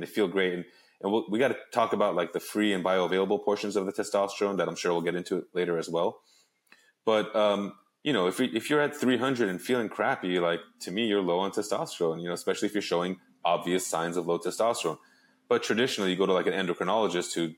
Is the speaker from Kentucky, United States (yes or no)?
no; Los Angeles, California, United States; also born or lived in Arizona; I grew up in Los Angeles.